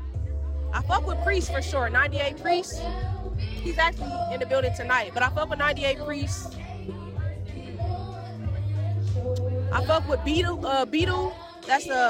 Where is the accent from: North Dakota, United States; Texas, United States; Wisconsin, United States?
Wisconsin, United States; Milwaukee; my hometown, from Milwaukee